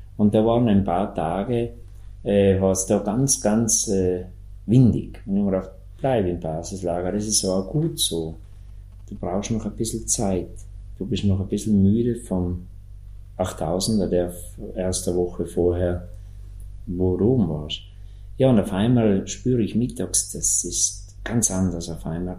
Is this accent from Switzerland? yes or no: no; South Tyrol, Trentino-Alto Adige, Italy; bei uns in Südtirol